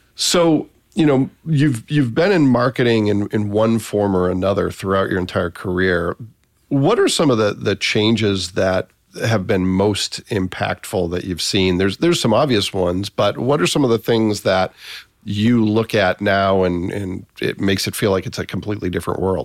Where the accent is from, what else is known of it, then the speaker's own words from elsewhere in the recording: Massachusetts, United States; moved away; also born or lived in Northeast Indiana; I spent about half my life in Massachusetts, but most of my career has been in Northeast Indiana